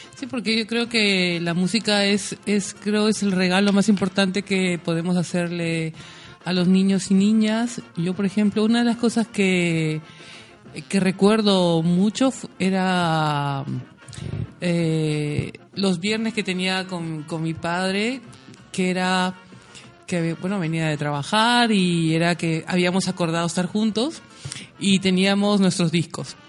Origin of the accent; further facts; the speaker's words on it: Lima, Peru; moved away; la ciudad donde yo nací, en Lima